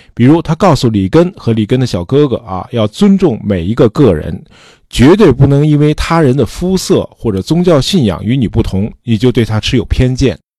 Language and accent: Chinese; China; 供给侧这词儿我们中国人听得很耳熟